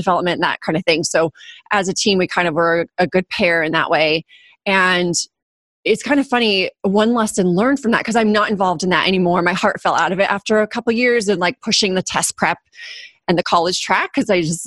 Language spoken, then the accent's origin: English; Orange County, California, United States; also born or lived in Los Angeles, United States / Germany; now in San Diego, United States; I grew up in Orange County, live in San Diego now